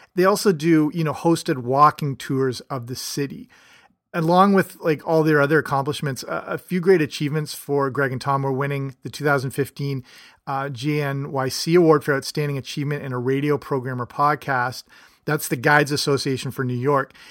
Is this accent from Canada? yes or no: yes; Canada; I'm Canadian